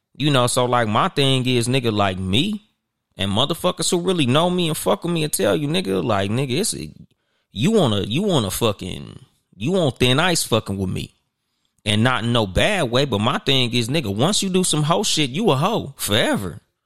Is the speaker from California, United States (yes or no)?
yes; Compton, California, United States; also born or lived in Inland Empire, California; I claim Compton because I was born in Compton, and no matter where I go in the world, that's where I'm always gonna go back to.